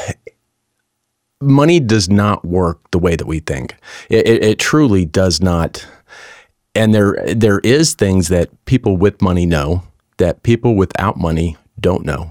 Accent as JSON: {"language": "English", "region": "Colorado", "country": "United States", "tie": "born or raised there", "said": "I grew up in Colorado and I was a skier"}